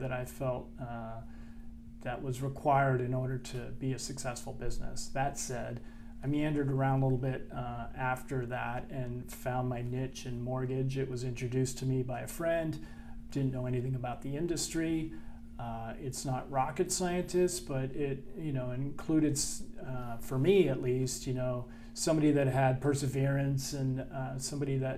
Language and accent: English; San Francisco, California, United States; moved away as an adult; also born or lived in Santa Barbara, California; now in San Diego, United States; I'm from San Francisco, California, and I've been in the San Diego area since approximately 1985